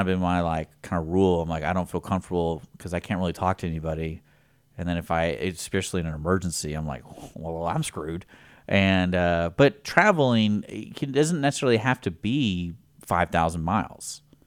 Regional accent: Houston, Texas, United States; we're from Houston

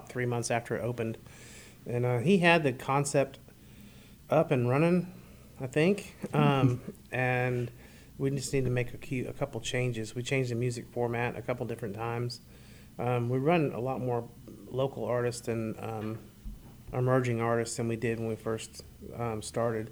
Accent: Jacksonville, Florida, United States; moved away as an adult; also born or lived in Birmingham, Alabama / Montgomery, Alabama / Little Rock, Arkansas; now in Conroe, United States; I'm actually from Jacksonville, Florida

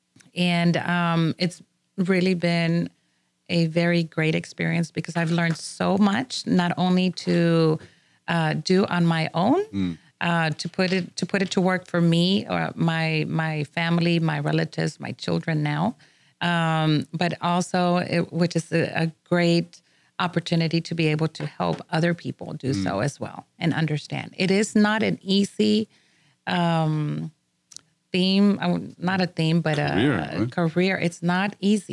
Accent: McAllen, Texas, United States; now in Houston, United States; we are from the Valley. We call it the Valley, but that is actually Mission McAllen

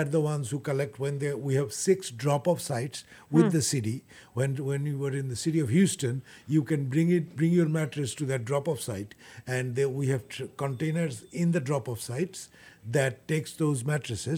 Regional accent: Bangladesh; also born or lived in Nairobi, Kenya; now in United States; I'm originally from Bangladesh, so I was working in Nairobi in Kenya, and then from there I came to United States

